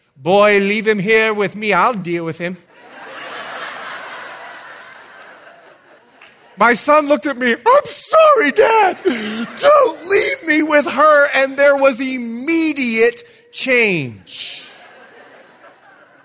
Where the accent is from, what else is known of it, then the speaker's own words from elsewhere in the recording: Bahamas; moved away as an adult; also born or lived in Fort Lauderdale; I'm a born and raised Bahamian. And I want to let you know, I'm from the Bahamas